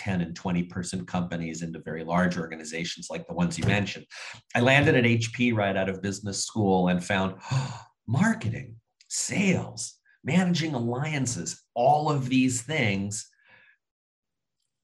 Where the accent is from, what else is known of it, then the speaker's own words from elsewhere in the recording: Southern California, United States; moved away as an adult; also born or lived in Bay Area, California; now in Seattle, United States; I grew up in Southern California. My parents, both native Californians